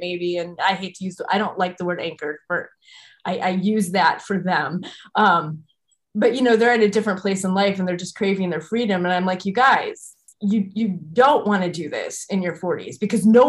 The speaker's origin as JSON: {"language": "English", "region": "Midwest", "country": "United States", "said": "as a Midwesterner"}